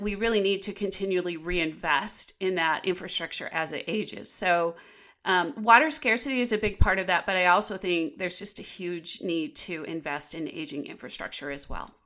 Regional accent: Tempe, Arizona, United States; I'm from Tempe, Arizona. And when I was a senior at McClintock High School

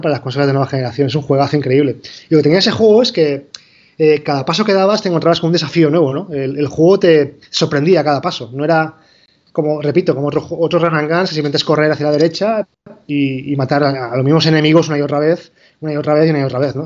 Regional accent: Spain; moved away as an adult; somos de aquí. Bueno, somos un equipo español.

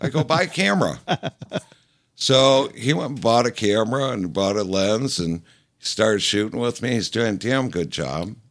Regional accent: Detroit, Michigan, United States; moved away as an adult; also born or lived in California; now in Detroit, United States; I grew up down around Plymouth Road and Myers

